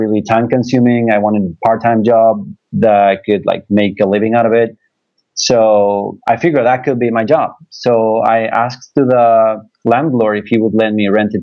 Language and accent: English; Buenos Aires, Argentina; I'm from Buenos Aires, Argentina, and I've been working with Airbnb for 2.5 years now